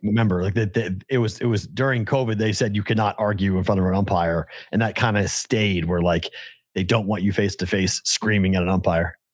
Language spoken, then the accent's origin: English; Boston, Massachusetts, United States; now in Las Vegas, United States; I'm a Bostonian